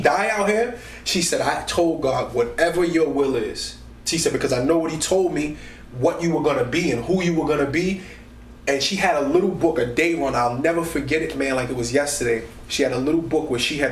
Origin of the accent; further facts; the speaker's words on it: New York City, New York, United States; moved away; I grew up 134 in Guyon Brewer